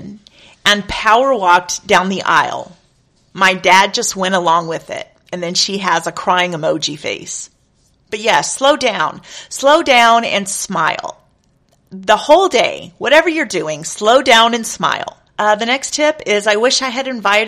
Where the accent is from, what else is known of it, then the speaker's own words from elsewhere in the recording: Texas, United States; I am from Texas